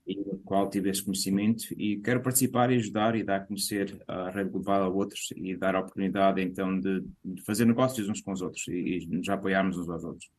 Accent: Mangualde, Viseu, Portugal; moved away as an adult; now in Boston, United States; Sou natural do Distrito de Viseu, Conselho de Mangualde uhum. e propriamente a aldeia de Quintela da Zorada

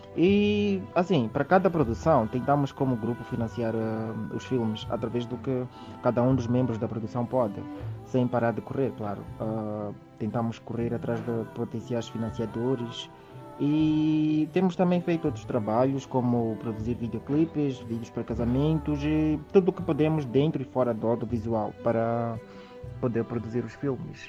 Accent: Maputo, Mozambique; nasci em Maputo e cresci no bairro da Mafalala

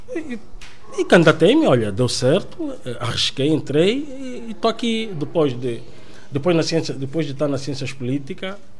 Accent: Benguela, Angola; moved away as an adult; also born or lived in Netherlands / Norway; now in Portugal; sou angolano, eh, propriamente de Benguela.

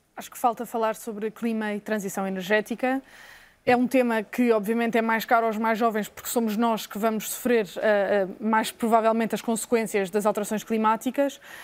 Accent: Portugal; enquanto habitantes de Portugal, enquanto portugueses

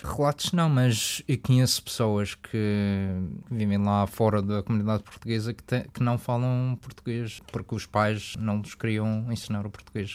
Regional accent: Canada; accent: Madeira; also born or lived in Madeira; Eu cresci no Canadá

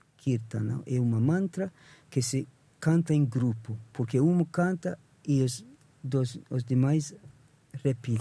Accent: England, United Kingdom; Portuguese is a second language; now in Portugal; nasci em Inglaterra, então comecei com a música ocidental desde com 16 anos tocava em bandas

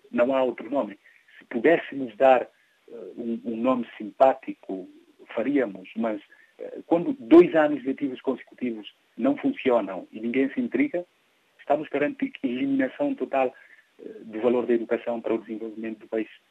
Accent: Guinea-Bissau; pela metodologia do ensino da língua portuguesa eh, nas nossas escolas. O português é ensinado na Guiné-Bissau como se fosse língua materna

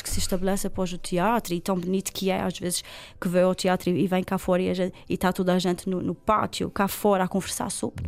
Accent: Ribeira Grande, Azores, Portugal; also born or lived in Lisbon; eu sou da Ribeirinha

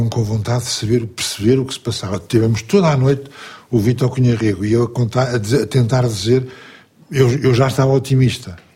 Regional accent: Portugal; Eu sou português.

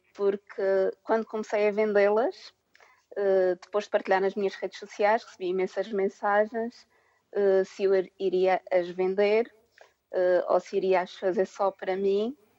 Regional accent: Madeira, Portugal; moved away as an adult; now in United Kingdom; Eu sou natural da Ilha da Madeira

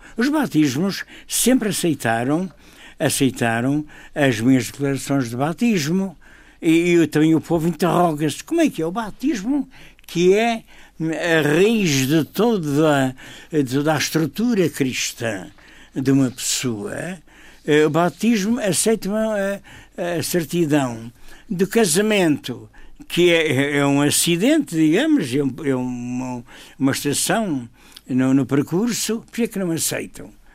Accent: Madeira, Portugal; eu como padre, como madeirense

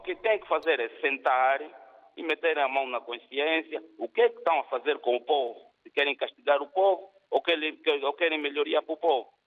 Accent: Angola; now in Portugal; Eu sou angolano, pronto, a viver em Portugal

